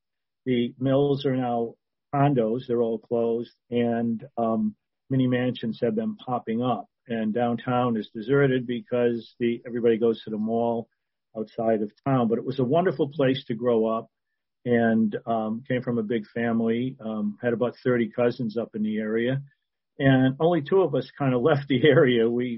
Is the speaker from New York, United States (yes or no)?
no; Millbury, Massachusetts, United States; Well, I grew up in central Massachusetts in a small town called Millbury, which, as you could probably guess, had about 8 or 9 mills in it. It was a blue-collar town. Everybody knew everybody